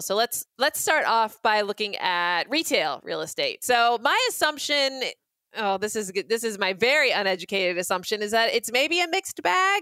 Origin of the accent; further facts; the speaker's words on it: Boise, Idaho, United States; I hail from Boise, Idaho